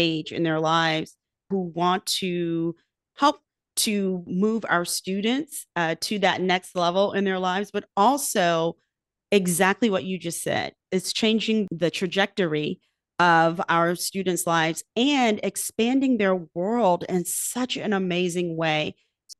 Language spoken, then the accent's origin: English; Virginia Beach, Virginia, United States; Virginia Beach, which is my hometown